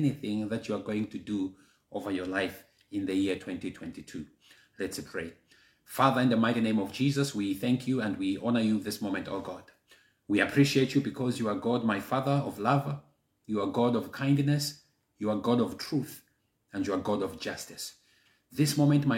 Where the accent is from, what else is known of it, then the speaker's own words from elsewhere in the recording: Malawi; first language Chichewa; English is a second language; my native language, Chichewa, Malawi